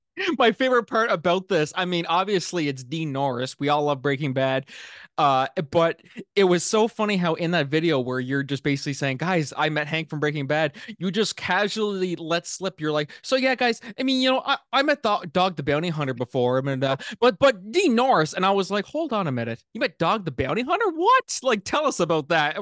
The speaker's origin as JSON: {"language": "English", "town": "Miramichi", "region": "New Brunswick", "country": "Canada", "tie": "born or raised there", "said": "my hometown here in Miramichi"}